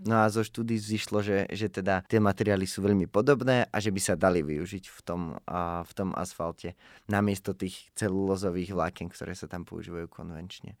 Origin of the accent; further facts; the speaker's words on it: Žiar nad Hronom, Banská Bystrica Region, Slovakia; pochádzam zo Žiar nad Hronom